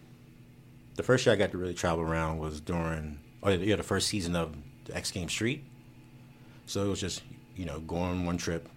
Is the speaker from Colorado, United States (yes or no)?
no; Maryland, United States; Yeah, I'm from Southern Maryland. I'm closer to DC.